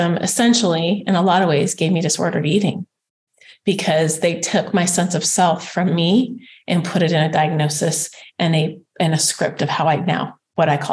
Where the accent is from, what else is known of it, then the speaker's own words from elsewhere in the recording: Spokane, Washington, United States; had come from a really good running high school in Spokane, Washington